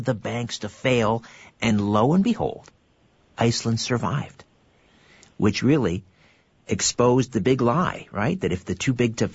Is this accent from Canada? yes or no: yes; Canada; I'm Canadian and I'm supposed to embrace the winter